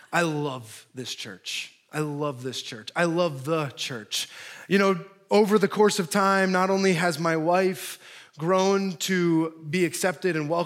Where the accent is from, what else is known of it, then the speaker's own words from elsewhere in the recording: Milford, New Jersey, United States; moved away as an adult; also born or lived in Chicago; I'm actually from Jersey. I grew up, born and raised in Milford, a quaint little area.